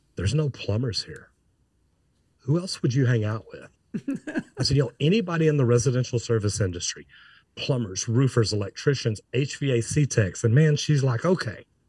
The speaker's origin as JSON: {"language": "English", "town": "Dallas", "region": "Texas", "country": "United States", "said": "I'm from Dallas"}